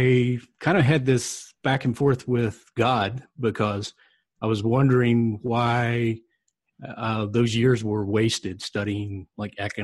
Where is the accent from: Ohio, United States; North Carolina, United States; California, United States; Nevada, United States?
North Carolina, United States; I grew up in North Carolina, and my family was part of the church